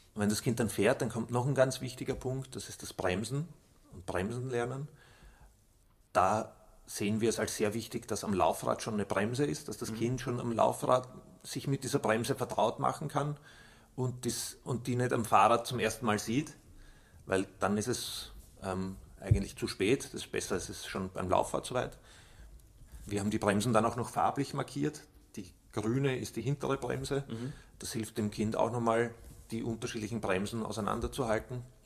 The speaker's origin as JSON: {"language": "German", "country": "Austria", "said": "bei uns in Österreich"}